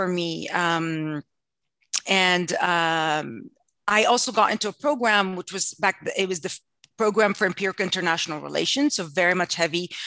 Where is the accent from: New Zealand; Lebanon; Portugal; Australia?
Lebanon; moved away as an adult; also born or lived in Saudi Arabia; And at some point we moved out of Lebanon for a while into Saudi Arabia, where my dad was able to get work, and then moved back into Lebanon